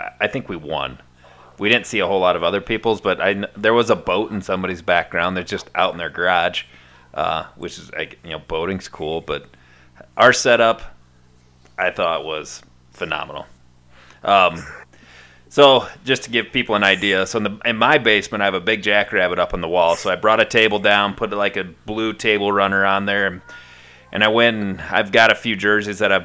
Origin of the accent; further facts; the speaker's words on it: Iowa, United States; I'm from Iowa